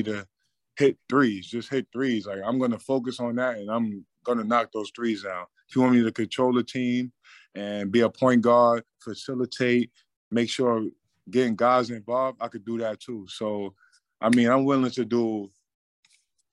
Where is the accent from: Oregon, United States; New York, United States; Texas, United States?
New York, United States; moved away; my hometown team